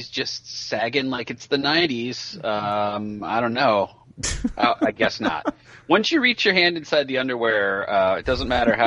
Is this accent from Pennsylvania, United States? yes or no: no; Marin County, Northern California, United States; growing up in Northern California